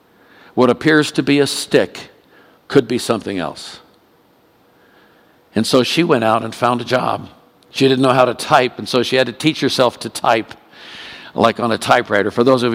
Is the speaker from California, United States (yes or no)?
yes; Oakland, California, United States; also born or lived in India; We spent 4 years in India, came back. I was brought up in Oakland, California, graduated high school there.